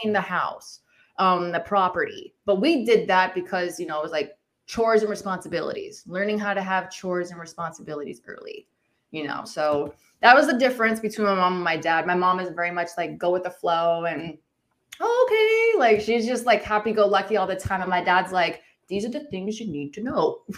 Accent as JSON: {"language": "English", "town": "Agua Dulce", "region": "California", "country": "United States", "tie": "born or raised there", "said": "I grew up in California, but I grew up on a ranch"}